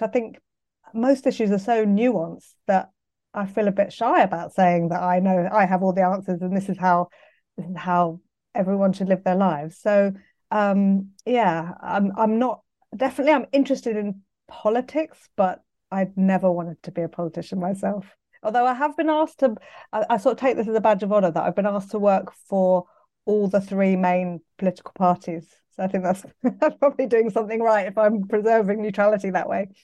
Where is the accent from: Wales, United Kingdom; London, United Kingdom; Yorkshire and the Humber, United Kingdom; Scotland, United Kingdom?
London, United Kingdom; I'm from London, so I went to school, um, Pimlico School just down the road